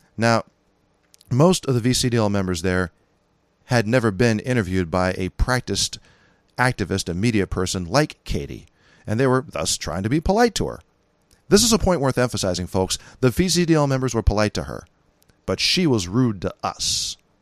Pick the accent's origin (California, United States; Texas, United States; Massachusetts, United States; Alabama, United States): California, United States; accent: California; moved away; I'm from California